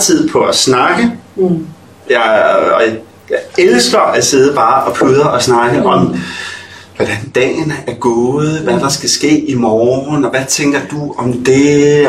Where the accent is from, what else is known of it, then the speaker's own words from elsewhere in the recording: Ølstykke, Capital Region of Denmark, Denmark; also born or lived in Nørrebro, Copenhagen; now in Copenhagen, Denmark; Jeg er fra Ølstykke, Ølstykke mm. Stationsby